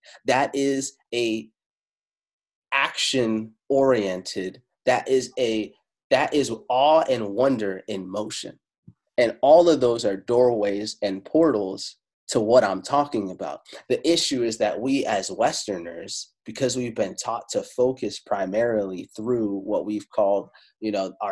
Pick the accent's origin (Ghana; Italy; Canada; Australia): Italy; first language Italian; English is a second language; Italian was my first language. I'm Afro-Italiano